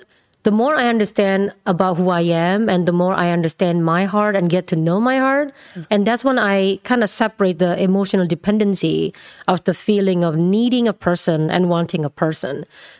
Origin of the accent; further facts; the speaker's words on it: Indonesia; English is a second language; moved away as an adult; now in United States; Originally? Indonesia.